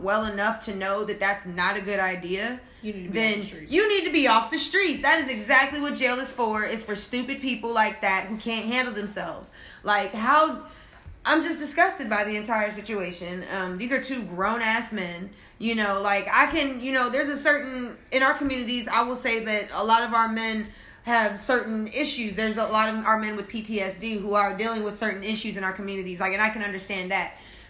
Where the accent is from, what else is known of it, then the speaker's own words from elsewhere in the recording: Midwest, United States; Where I'm from the Midwest, so I probably don't sound like it because I don't really speak that way very often, but there are still certain words.